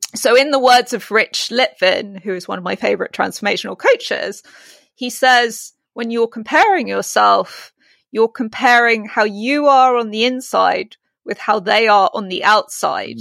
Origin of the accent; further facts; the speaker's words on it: United Kingdom; accent: British; In my British accent